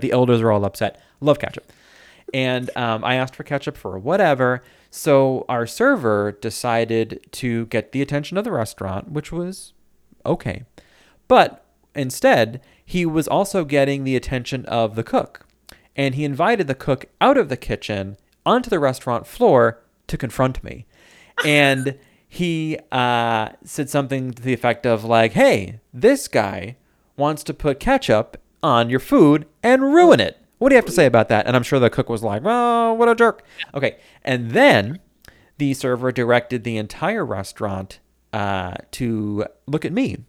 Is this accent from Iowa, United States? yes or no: no; Medford, New York, United States; moved away as an adult; I grew up in Medford